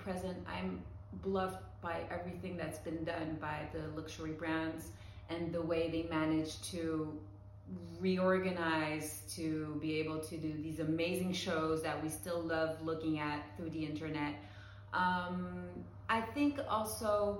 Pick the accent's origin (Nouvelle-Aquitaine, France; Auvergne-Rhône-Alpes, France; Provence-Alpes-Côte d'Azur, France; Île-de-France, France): Île-de-France, France; Paris; also born or lived in New York, United States; I'm born and raised in Paris